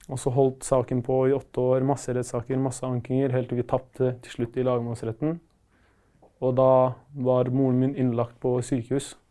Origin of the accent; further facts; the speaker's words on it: Palestine; now in Norway; Så greia er at eh, jeg er originalt fra Palestina. Og der er det krig, selvfølgelig, og vi eh, hadde ikke så god råd. Og ja, moren min ville ha et bedre liv for oss, så vi kom til Norge i 2008.